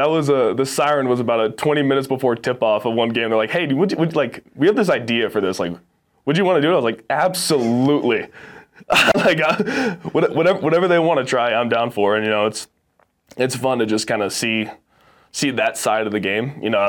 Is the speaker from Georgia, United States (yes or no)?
no; Texas, United States; also born or lived in Orange County, California; No. So I was born in Southern California in Orange County, and okay. I was raised in Texas.